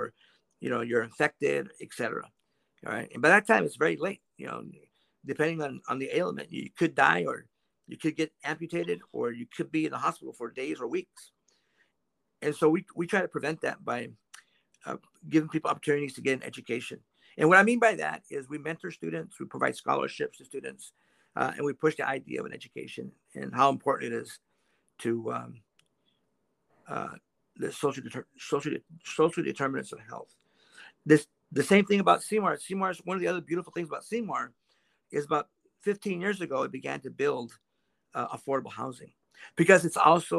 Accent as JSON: {"language": "English", "town": "Quincy", "region": "Washington", "country": "United States", "tie": "born or raised there", "said": "I grew up as a migrant kid, probably just like you, Jose, in the state of Washington"}